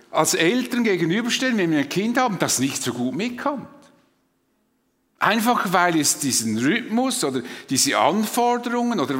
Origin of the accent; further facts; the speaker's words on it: Switzerland; Das ist vielleicht für uns als Schweizer wie eine Selbstverständlichkeit.